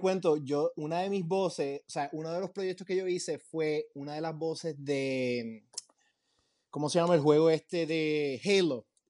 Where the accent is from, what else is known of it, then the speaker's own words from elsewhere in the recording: Puerto Rico; moved away as an adult; also born or lived in Los Angeles / New York; now in Miami, United States; Yo, cuando me gradué de high school, eh, iba a seguir una cosa bien tradicional, tú sabes, como toda la gente de Puerto Rico